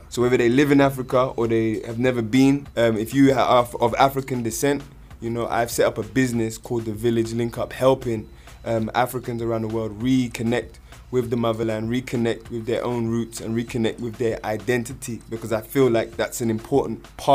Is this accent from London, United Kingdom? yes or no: yes; London, United Kingdom; also born or lived in Jamaica (parental heritage); I'm here. I'm from London. I'm here in Kenya